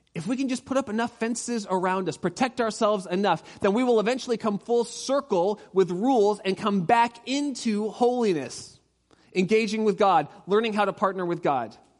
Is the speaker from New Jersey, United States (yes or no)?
no; Orange County, California, United States; I grew up in Orange County.